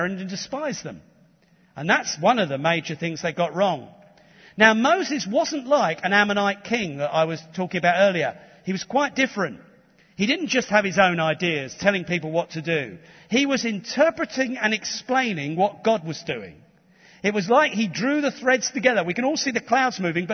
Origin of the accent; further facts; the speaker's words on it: London, United Kingdom; I was born in Tottenham.